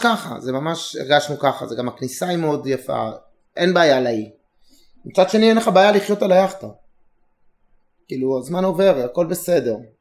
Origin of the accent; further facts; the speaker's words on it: Israel; אנחנו שלושה ישראלים